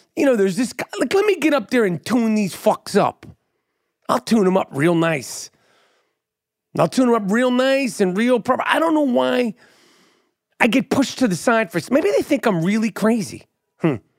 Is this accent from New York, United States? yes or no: yes; New York City, New York, United States; I'm born and raised in New York City